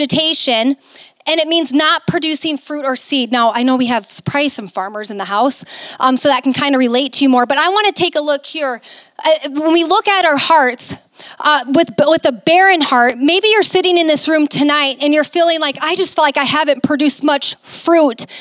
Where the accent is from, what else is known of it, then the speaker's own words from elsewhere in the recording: Mason City, Iowa, United States; moved away as an adult; also born or lived in Arizona / Florida; I never thought I'd be back to my hometown